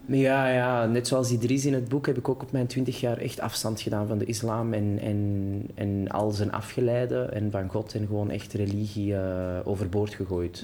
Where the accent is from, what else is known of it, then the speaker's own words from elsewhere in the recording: Antwerp, Flanders, Belgium; accent: Antwerps; moved away as an adult; now in Brussels, Belgium; Ik weet ook wel dat mijn Antwerps accent